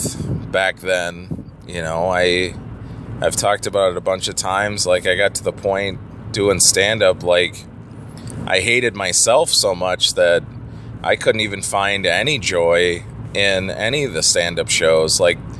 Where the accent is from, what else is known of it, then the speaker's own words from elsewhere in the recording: Minnesota, United States; I'm from Minnesota